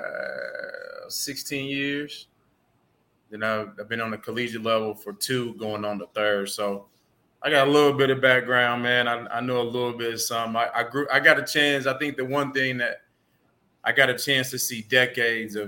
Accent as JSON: {"language": "English", "town": "Indianapolis", "region": "Indiana", "country": "United States", "tie": "born or raised there", "also_born_or_lived": "Montana", "said": "I'm from Nat, born and raised"}